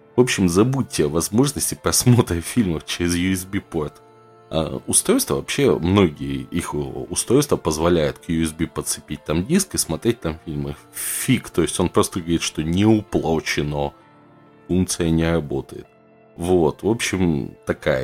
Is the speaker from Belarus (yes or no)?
no; Russia; Я, как любой просвещенный россиянин